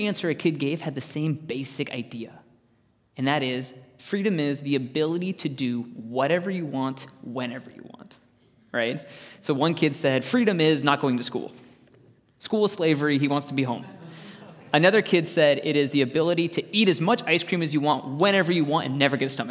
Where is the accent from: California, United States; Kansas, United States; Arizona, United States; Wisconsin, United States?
Arizona, United States; Growing up in Arizona